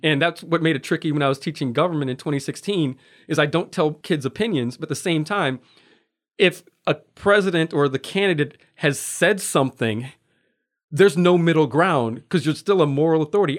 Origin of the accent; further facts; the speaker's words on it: Waukegan, Illinois, United States; moved away as an adult; now in Anchorage, United States; growing up in Waukegan, Illinois